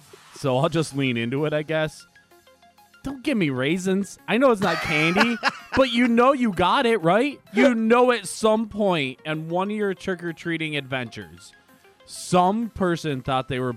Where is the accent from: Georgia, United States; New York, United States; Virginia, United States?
New York, United States; Marilla; I grew up in Marilla, which is right next to Alden.